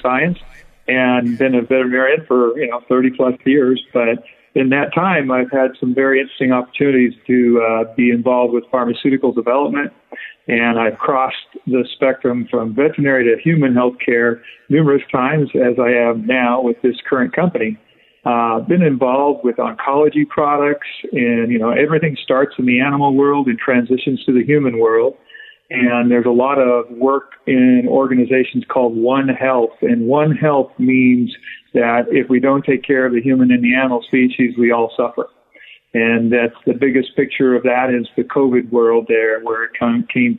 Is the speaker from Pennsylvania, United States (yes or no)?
no; Wyoming, United States; I grew up in Wyoming, which was I was in a ranch and a feedlot